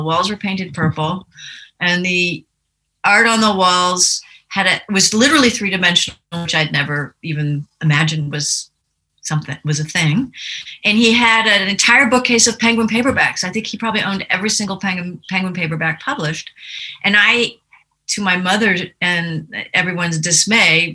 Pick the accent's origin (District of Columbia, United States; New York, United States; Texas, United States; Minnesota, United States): District of Columbia, United States; Washington; I grew up in Washington, D.C.